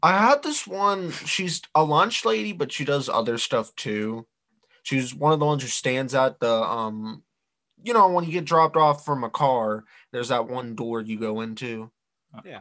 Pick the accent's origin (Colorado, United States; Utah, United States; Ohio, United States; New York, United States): Ohio, United States; We're from Ohio